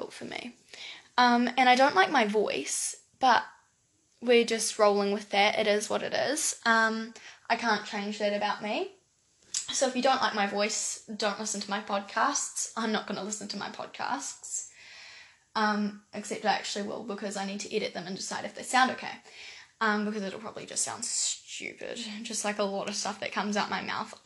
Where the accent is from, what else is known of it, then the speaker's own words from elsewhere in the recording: New Zealand; accent: New Zealand; I live in New Zealand